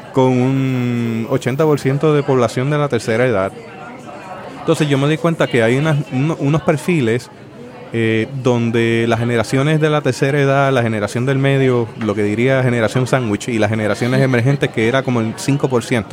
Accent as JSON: {"language": "Spanish", "country": "Puerto Rico", "said": "nosotros como puertorriqueños tenemos nuestra manera de hablar"}